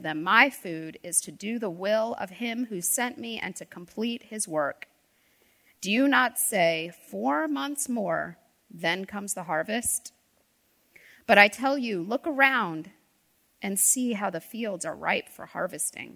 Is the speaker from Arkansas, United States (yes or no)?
no; D.C., Northern Virginia, United States; born or raised there; now in North Carolina, United States